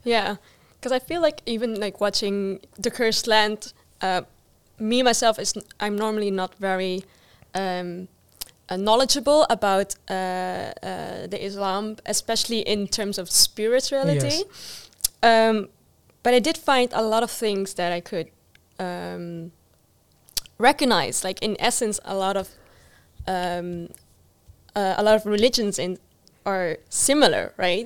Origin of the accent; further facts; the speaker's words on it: Netherlands; I grew up in the Netherlands, which has like a real, you know, uh, Western mindset as well